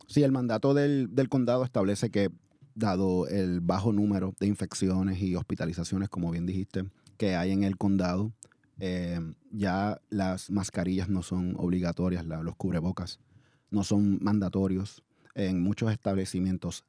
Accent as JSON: {"language": "Spanish", "country": "Puerto Rico", "tie": "born or raised there", "also_born_or_lived": "The Bronx, New York", "moved": "as an adult", "lives_now": "Oakland, United States", "said": "yo soy puertorriqueño, nací en, en uno de los pueblos de Puerto Rico, el Bronx, New York. Y, me crié en la isla de Puerto Rico"}